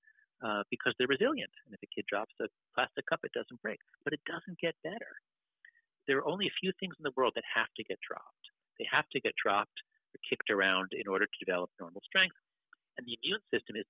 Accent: United States; I grew up in America during the crime wave.

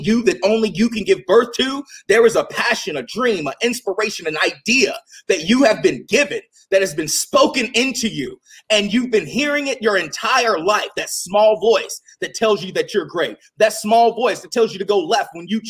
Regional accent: Virginia, United States; growing up in the Bible Belt of Virginia

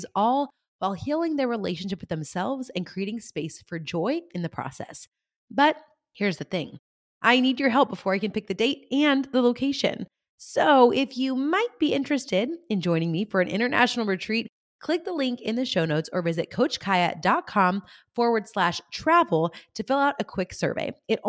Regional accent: California, United States; born or raised there

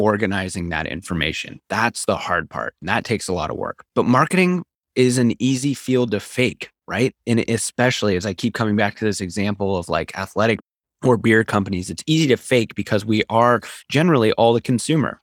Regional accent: Seattle, Washington, United States; also born or lived in Ecuador / Utah; I grew up in Seattle

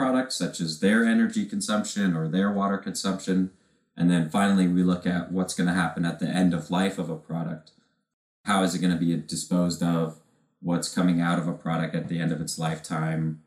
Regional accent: Washington, United States; growing up in Washington State

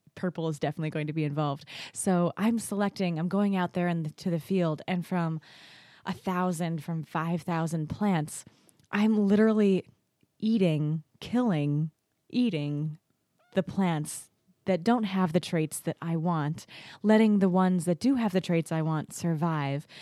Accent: Naples, New York, United States; also born or lived in Kentucky; I was born in Kentucky, but I moved here to the Finger Lakes, to Naples, when I was four. So I like to say I was not born, but I was fairly effectively raised in the Finger Lakes

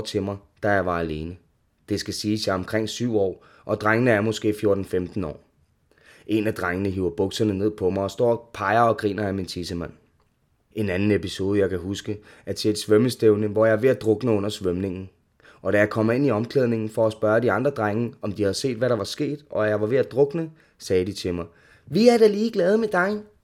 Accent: Ishøj, Capital Region of Denmark, Denmark; er opvokset i Ishøj med min mor, to søskende og stefar.

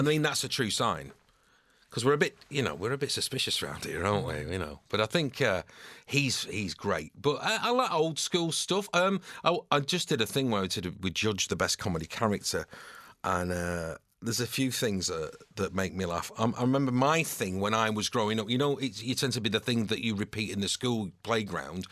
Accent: New Longton, North West England, United Kingdom; moved away as an adult; also born or lived in Salford / London; now in Manchester, United Kingdom; Preston bred, but not quite Preston. It was New Longton, which is a, a rural village about five miles outside of Preston. So it was agricultural

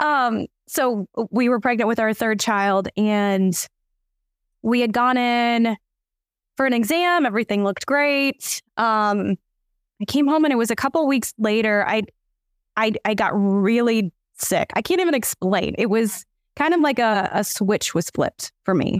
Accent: Kansas, United States; moved away as an adult; also born or lived in Oklahoma; now in West Virginia, United States; I was born in Oklahoma, grew up in Kansas from five on

